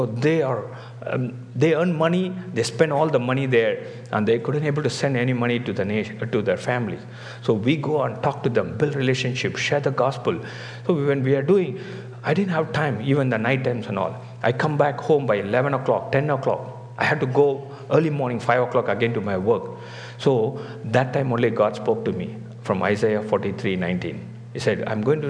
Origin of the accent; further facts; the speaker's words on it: Tamil Nadu, India; moved away as an adult; also born or lived in Gujarat / Singapore; I was from South India, that is Tamil Nadu